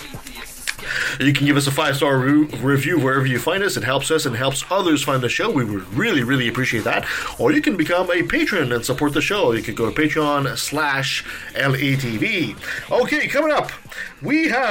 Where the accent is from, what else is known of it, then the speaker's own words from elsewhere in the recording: Canada; us Canadians can really talk politics